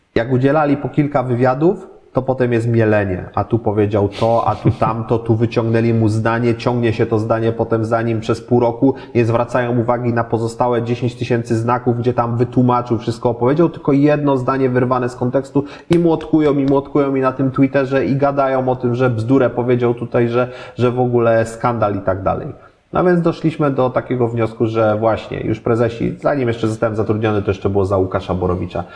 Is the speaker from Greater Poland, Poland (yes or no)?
yes; Poznań, Greater Poland, Poland; jestem poznaniakiem